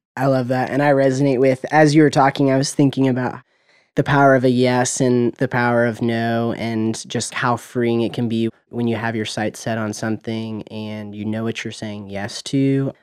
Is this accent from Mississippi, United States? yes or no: no; Murfreesboro, Tennessee, United States; also born or lived in Knoxville, Tennessee; now in Nashville, United States; I was born and raised in Murfreesboro, Tennessee